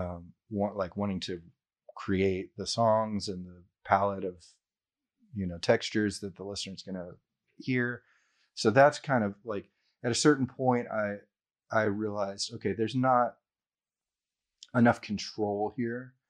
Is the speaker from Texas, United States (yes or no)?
yes; Houston, Texas, United States; all of us Houstonians that are, like, that are entrepreneurs